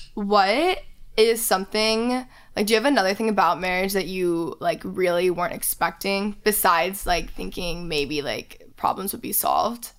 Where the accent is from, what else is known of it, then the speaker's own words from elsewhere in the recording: Texas, United States; I'm from Texas